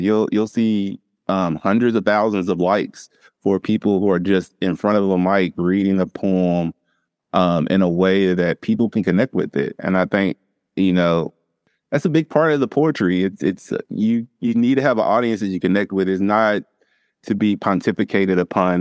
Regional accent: Louisville, Kentucky, United States; now in Eastern Kentucky, United States; Growing up in Louisville

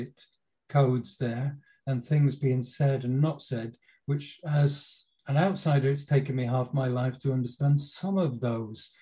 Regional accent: England, United Kingdom; moved away as an adult; now in Norway; as a Brit

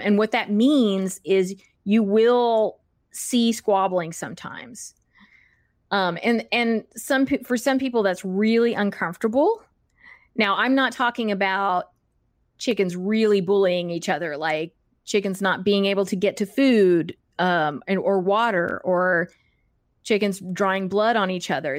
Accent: Texas, United States; moved away; I grew up in Texas

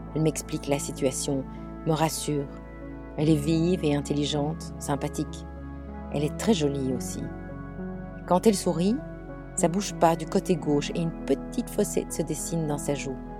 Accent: Belgium; moved away as an adult; now in England, United Kingdom; je suis belge. Je vis en Angleterre depuis 25 ans

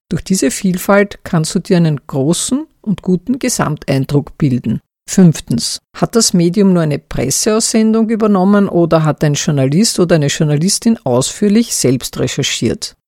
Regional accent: Austria; Mein Heimatland Österreich

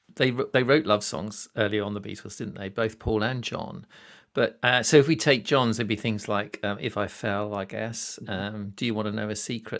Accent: United Kingdom; I'm a Brit

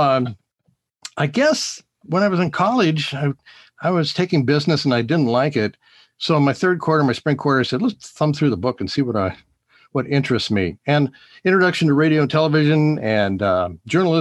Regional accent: Bainbridge Island, Washington, United States; also born or lived in Seattle; we moved to Bainbridge Island from Seattle

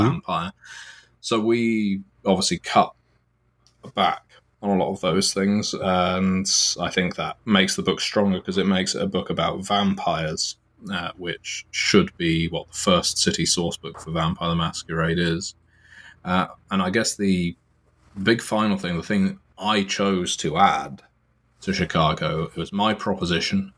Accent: United Kingdom; I am from Britain

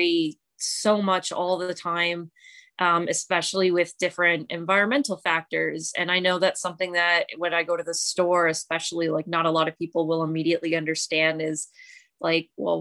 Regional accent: London, Ontario, Canada; I'm from London, Ontario, Canada.

